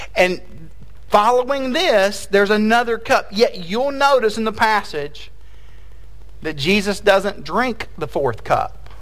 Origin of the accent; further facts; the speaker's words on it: Tennessee, United States; moved away as an adult; also born or lived in Fort Worth, Texas; now in Texas, United States; I am from Tennessee